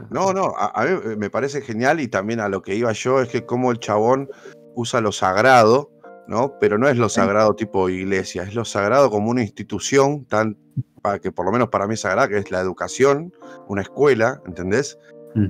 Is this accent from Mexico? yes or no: no; Argentina; nosotros, como argentinos que defendemos la educación pública